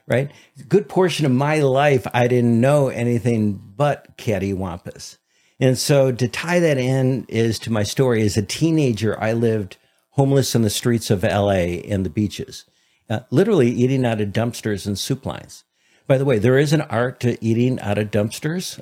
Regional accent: Detroit, Michigan, United States; growing up in Detroit.

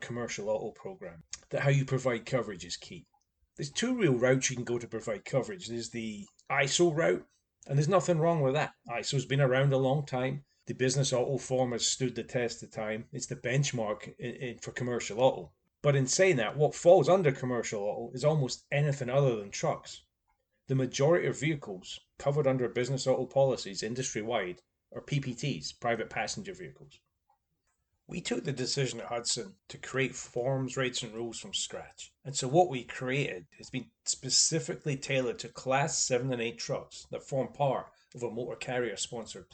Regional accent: Scotland, United Kingdom; I'm Scottish

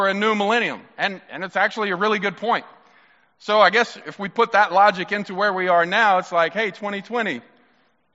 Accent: Mississippi, United States; I'm from Mississippi

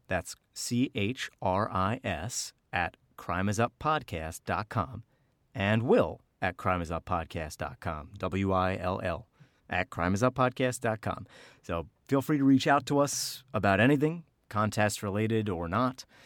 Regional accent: New Jersey, United States; accent: mix of Philadelphia, Boston and Jersey; My accent is a mix of Philadelphia from my father, Boston from my mother, and, uh, Jersey

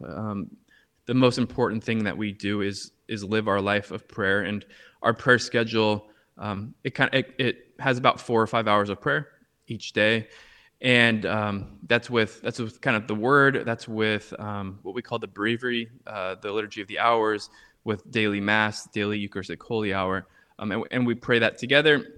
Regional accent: Orange County, California, United States; moved away as an adult; also born or lived in Harlem, New York; now in New York, United States; I live right now in, uh, in Harlem, New York, but I'm originally from Orange County, California

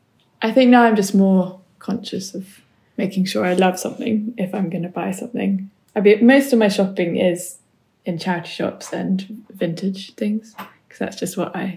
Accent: New Forest, South East England, United Kingdom; where I grew up in the New Forest

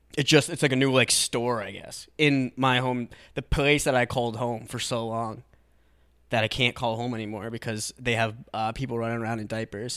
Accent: Atkinson, New Hampshire, United States; Atkinson, my hometown, like, in New Hampshire

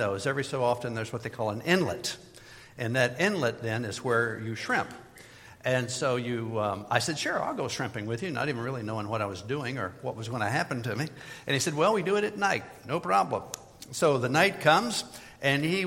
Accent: Midwest, United States; moved away as an adult; also born or lived in Florida; I was from the Midwest, never lived in Florida before that time.

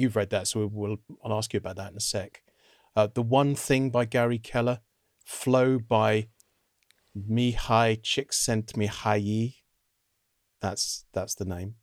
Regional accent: United Kingdom; I was scalped, as many British undergraduate students are

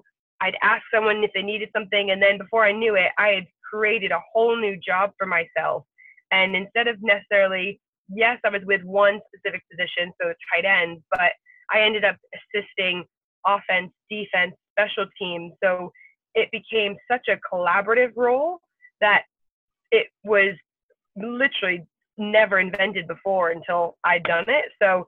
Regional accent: United Kingdom; So for me, being female, technically being British, those are obviously things.

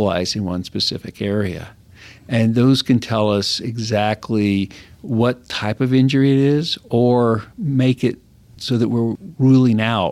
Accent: West Texas, United States; also born or lived in Galveston, Texas / New Mexico / Idaho; I grew up in West Texas

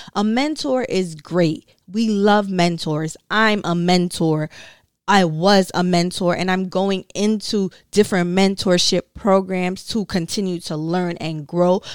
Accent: Brooklyn, New York, United States; I am from Brooklyn, New York, raised by a Caribbean mom.

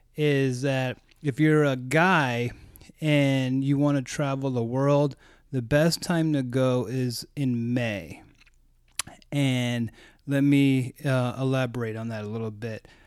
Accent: United States; as an American

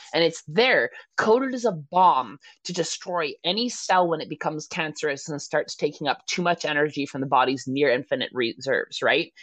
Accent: Canada; I'm a Canadian

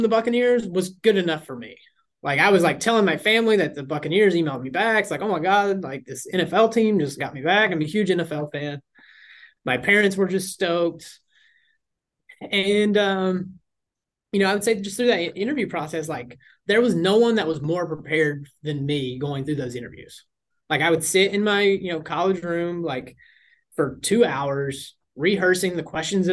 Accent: Southwest Virginia, United States; moved away as an adult; now in New York, United States; I'm originally from Southwest Virginia, like right on the Kentucky border, basically farmland

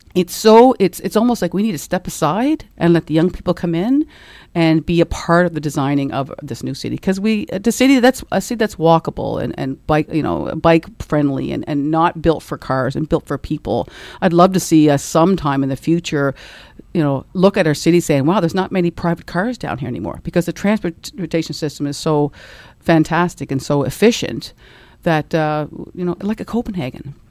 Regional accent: Dartmouth, Nova Scotia, Canada; I grew up in Dartmouth and, uh, been here my whole life

